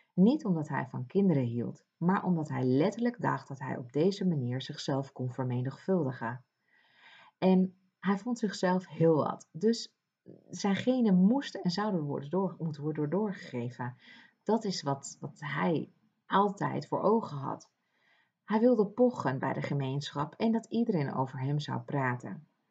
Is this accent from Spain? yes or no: yes; Ibiza, Balearic Islands, Spain; moved away; eiland Ibiza, wat voor veel mensen bekend staat als een feesteiland, maar voor mij niet. Ik ben daarin opgegroeid